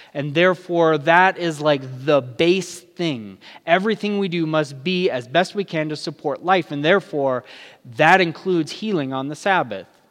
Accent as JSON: {"language": "English", "region": "California", "country": "United States", "moved": "as an adult", "lives_now": "Albuquerque area, New Mexico, United States", "said": "I'm new to the area, I'm from California."}